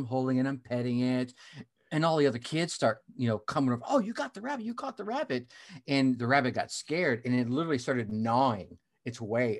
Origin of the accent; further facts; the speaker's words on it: United States; So I grew up all over the United States.